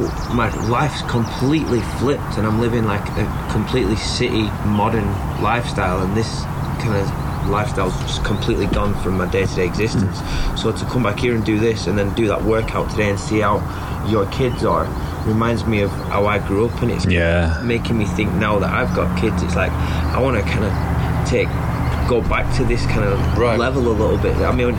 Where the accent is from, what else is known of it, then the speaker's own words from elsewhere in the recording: Lancashire, North West England, United Kingdom; moved away; I grew up in Lancashire in England, and it's a lot like this where I grew up, a lot of fields and countryside.